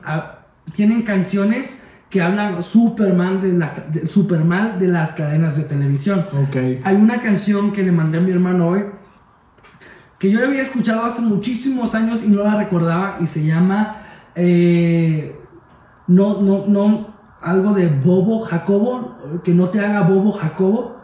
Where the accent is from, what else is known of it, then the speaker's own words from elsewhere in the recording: Veracruz, Mexico; Veracruz, de donde yo soy yo viví una infancia que yo vivía en la calle